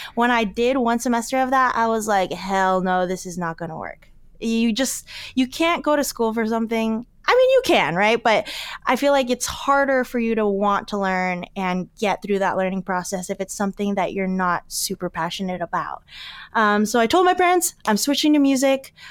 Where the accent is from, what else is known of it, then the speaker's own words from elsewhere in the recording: Alaska, United States; growing up in Alaska